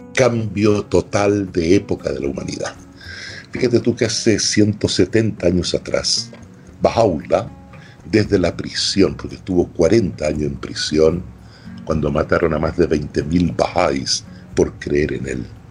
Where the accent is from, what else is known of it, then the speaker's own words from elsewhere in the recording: Chile; moved away; terminé 15 años sin volver a Chile